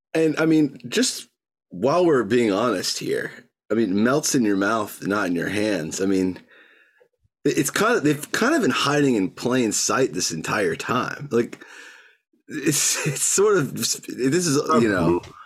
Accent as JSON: {"language": "English", "region": "Georgia", "country": "United States", "tie": "born or raised there"}